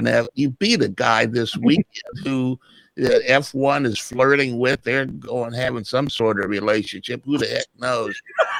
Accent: New Zealand; Growing up in New Zealand, there was the Millen brothers were huge at the time.

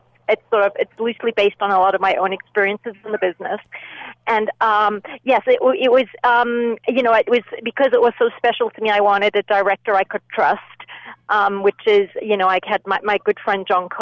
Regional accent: Zimbabwe; moved away; I grew up in Zimbabwe. And yes, grew up, spent my childhood there

